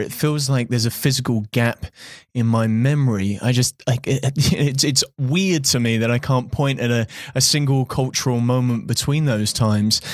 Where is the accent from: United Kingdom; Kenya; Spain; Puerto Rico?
United Kingdom; I'm British